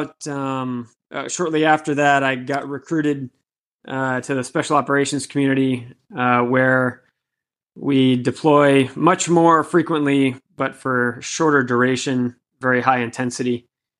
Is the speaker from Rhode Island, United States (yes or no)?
yes; Woonsocket, Rhode Island, United States; also born or lived in Miami; now in Boston, United States; I was born in Woonsocket, Rhode Island, a small city most people have never heard of.